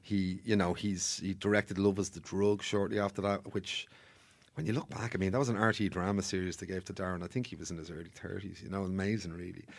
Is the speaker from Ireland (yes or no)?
yes; Bray, Leinster, Ireland; I'm from Bray originally